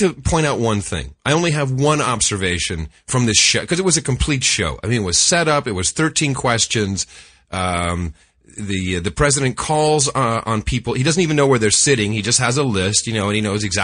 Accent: United States; now in Netherlands; I'm an American

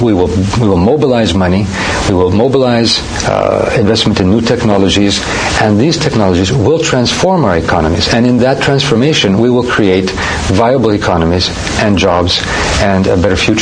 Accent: Minnesota, United States; born there; I was born in Minnesota.

